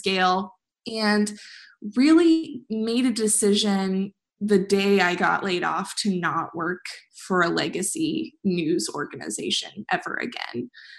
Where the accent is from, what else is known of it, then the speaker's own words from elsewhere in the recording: Midwest, United States; I care about the Midwest. I'm from the Midwest.